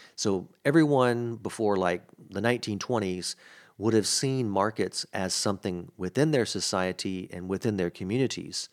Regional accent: Mississippi, United States; also born or lived in New Orleans, Louisiana; I grew up in Mississippi, which has a much different accent

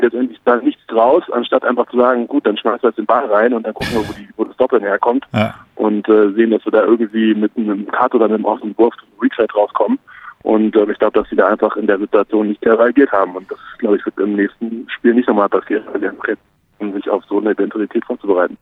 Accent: Berlin, Germany; moved away as an adult; now in Munich, Germany; als äh, ehemaliger und vor allem gebürtiger Berliner

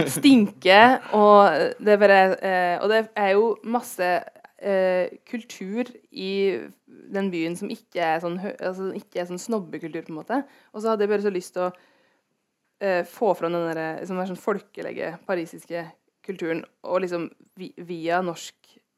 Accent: Gudbrandsdalen, Innlandet, Norway; der jeg vokste opp, er det mye rånekultur

